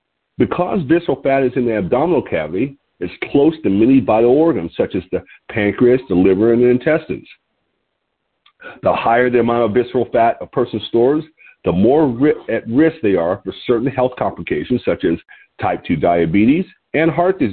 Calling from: Lompoc, California, United States

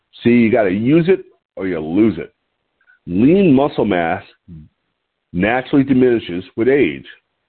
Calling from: Lompoc, California, United States; I'm your host. I'm calling in from Lompoc, California, which sits 54 miles north of Santa Barbara on California's beautiful central coast.

